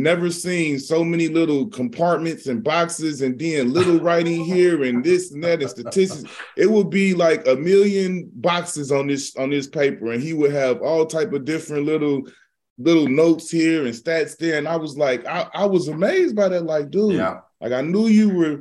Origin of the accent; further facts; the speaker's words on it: Midwest, United States; I'm not from the West Coast. I'm from the Midwest